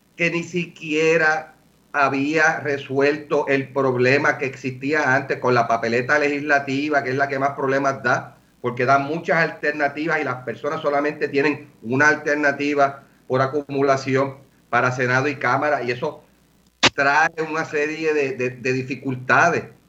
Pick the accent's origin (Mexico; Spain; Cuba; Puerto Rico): Puerto Rico; como buenos puertorriqueños